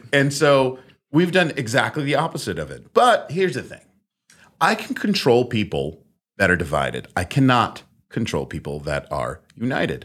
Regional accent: Netherlands; moved away; I was born in the Netherlands.

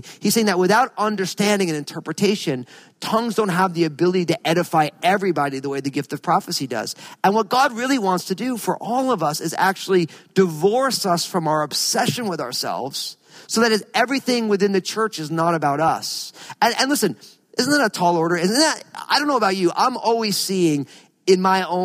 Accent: New Jersey, United States; I grew up in New Jersey

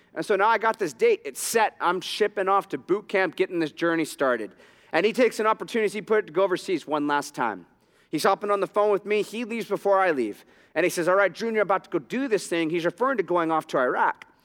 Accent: Southern California, United States; my hometown, Southern California

